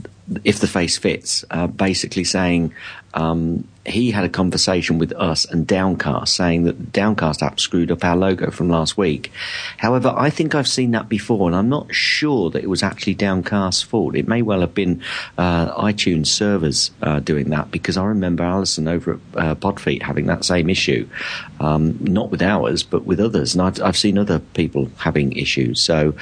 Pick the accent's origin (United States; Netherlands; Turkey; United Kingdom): United Kingdom; London; accent: mixed; I am actually originally from London, although North London, but I think I've got a bit of a mix accent.